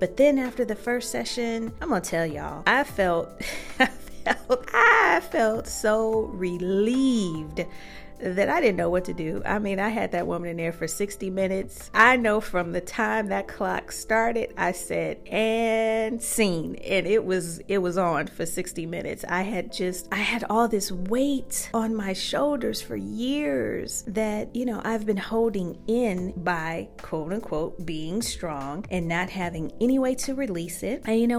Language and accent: English; Chicago, Illinois, United States; Child, I'm from Chicago.